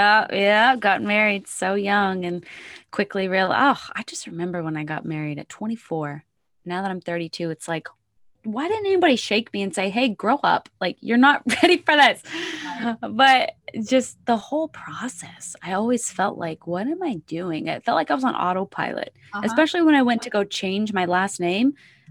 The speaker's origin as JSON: {"language": "English", "region": "Indiana", "country": "United States", "said": "Did you know I was born in the Midwest? I'm from Southern Indiana. I used to go to St. Louis all the time."}